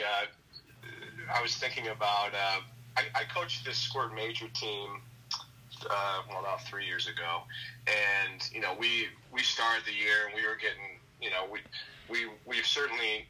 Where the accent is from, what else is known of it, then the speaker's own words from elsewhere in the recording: Rochester, New York, United States; I'm from Rochester, New York, and I was playing on a Buffalo, New York team that year